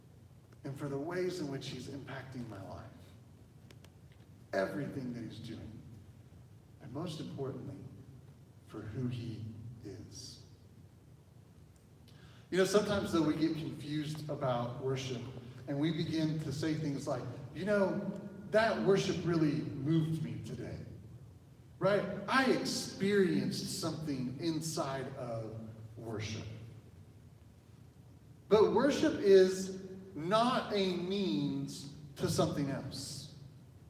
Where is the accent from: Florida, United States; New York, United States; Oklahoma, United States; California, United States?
Oklahoma, United States; I am from Oklahoma